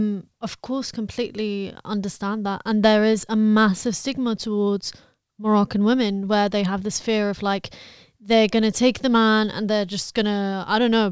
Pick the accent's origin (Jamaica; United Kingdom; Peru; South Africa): United Kingdom; So we're British